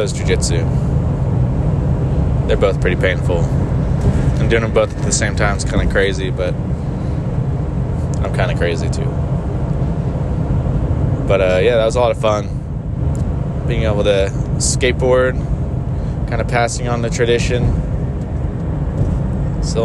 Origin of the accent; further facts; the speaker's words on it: San Francisco area, California, United States; moved away; I used to skateboard in the West Coast, like in the San Francisco area